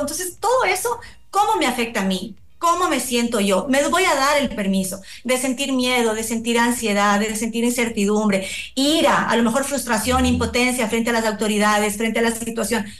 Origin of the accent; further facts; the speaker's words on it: Ecuador; nos identifica como ecuatorianos